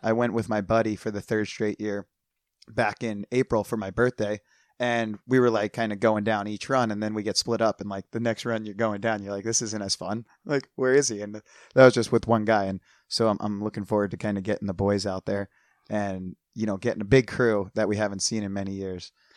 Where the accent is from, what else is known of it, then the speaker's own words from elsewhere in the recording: United States; moved away as an adult; also born or lived in New Jersey; now in San Diego, United States; growing up outside of Philadelphia